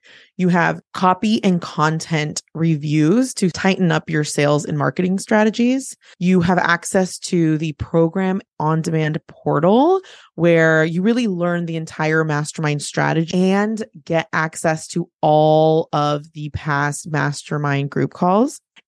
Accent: California, United States; I went to my hometown. I went to the Bay Area, the San Francisco Bay Area

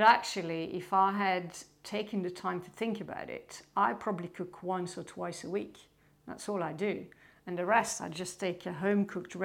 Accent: Belgium; English is a second language; now in United Kingdom; I'm originally from Belgium

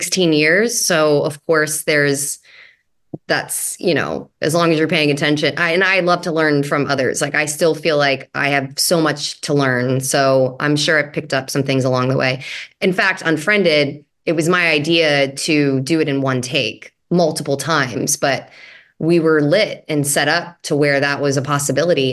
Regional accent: Louisiana, United States; moved away; We're both from Louisiana

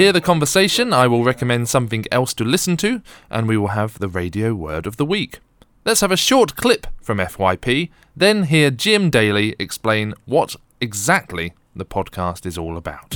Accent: Bromley and Croydon area, London, United Kingdom; moved away as an adult; I grew up in the Bromley and Croydon area

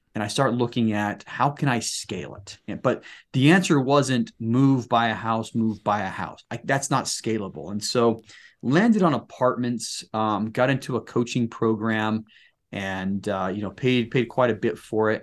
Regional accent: Salt Lake City, Utah, United States; born and raised in the Salt Lake City area

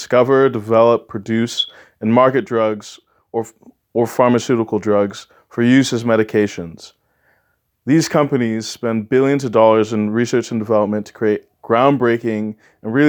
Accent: Southern California, United States; moved away as an adult; now in Ithaca, New York, United States; I come from Southern California, where I lived my entire life before coming here to Cornell

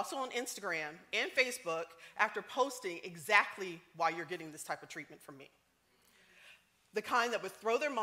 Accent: the South, United States; I'm from the South.

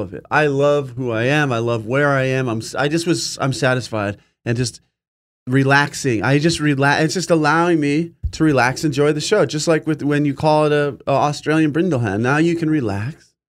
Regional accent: California, United States; also born or lived in New York; We moved from New York to California when I was five.

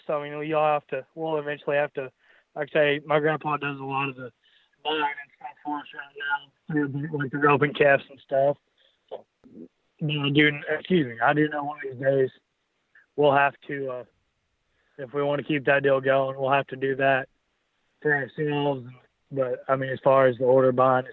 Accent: Mullin, Texas, United States; I grew up in Mullen, Texas, and the lamb deal's just always kind of been a part of my family

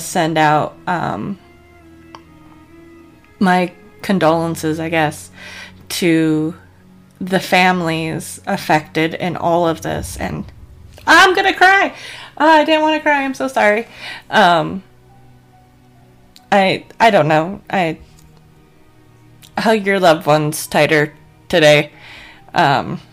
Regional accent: Colorado, United States; I grew up in Colorado. I was in school for Columbine

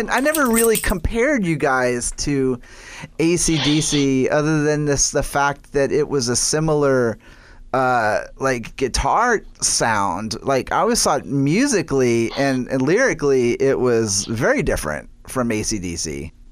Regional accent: New Orleans, Louisiana, United States; I was born and raised in New Orleans

